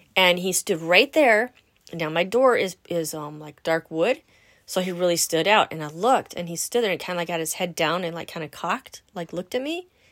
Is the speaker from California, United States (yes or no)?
yes; Los Angeles, California, United States; now in Wisconsin, United States; Born in Southern California. Hmm, San Fernando Valley. Yeah, girl. Original Valley girl